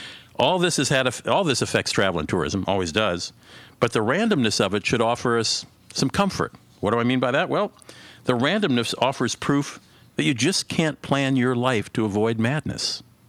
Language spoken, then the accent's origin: English; St. Paul, Minnesota, United States; my hometown of St. Paul, Minnesota